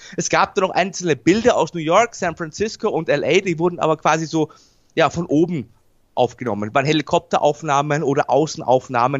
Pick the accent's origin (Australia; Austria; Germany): Austria; bei uns in Österreich